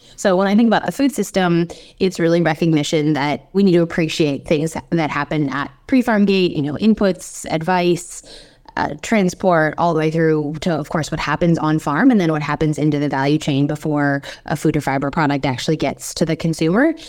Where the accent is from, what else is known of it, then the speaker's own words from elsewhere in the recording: United States; accent: American; moved away as an adult; now in Australia; I'm American originally, as you can tell by my accent